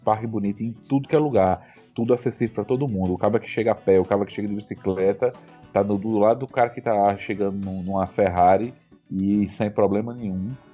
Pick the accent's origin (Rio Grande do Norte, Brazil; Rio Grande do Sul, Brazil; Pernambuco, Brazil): Rio Grande do Norte, Brazil; Natal; moved away as an adult; now in Canada; morei minha vida toda em Natal